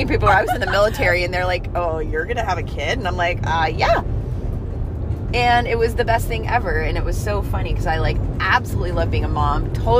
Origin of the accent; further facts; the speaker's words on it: Cos Cob, Connecticut, United States; now in Atascadero, United States; Grew up in Cosco Cob, Connecticut.